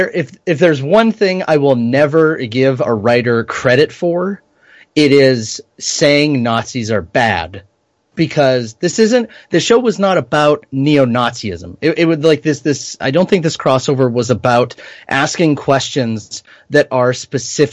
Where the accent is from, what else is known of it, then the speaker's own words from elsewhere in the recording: Canada; as a Canadian.